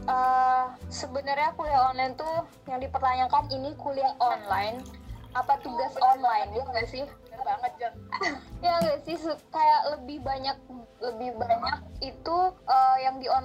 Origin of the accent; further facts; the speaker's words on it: Padang, West Sumatra, Indonesia; Iyo, orang Padang, Uni, Uni Padang ngawa iko.